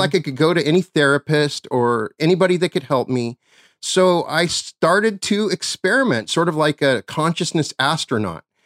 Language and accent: English; Cheyenne, Wyoming, United States; my hometown of Cheyenne, Wyoming